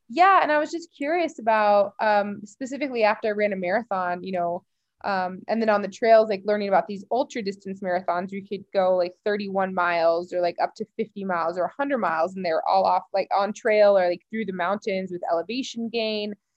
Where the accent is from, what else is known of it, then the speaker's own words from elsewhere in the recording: Colorado, United States; growing up in Colorado